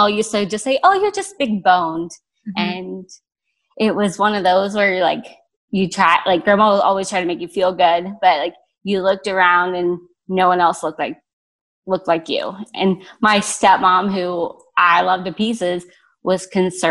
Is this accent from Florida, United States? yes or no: no; Cincinnati, Ohio, United States; I grew up outside of Cincinnati, Ohio, and was born to two parents.